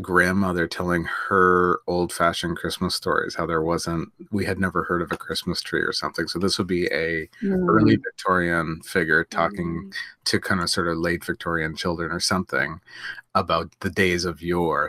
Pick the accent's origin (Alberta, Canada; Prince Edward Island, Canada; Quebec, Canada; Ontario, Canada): Prince Edward Island, Canada; hunting the tree was a big part of growing up in Prince of Rhode Island